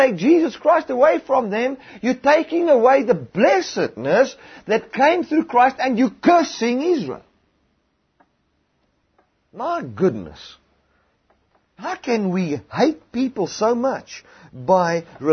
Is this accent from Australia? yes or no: no; South Africa; in South Africa, we live here as South Africans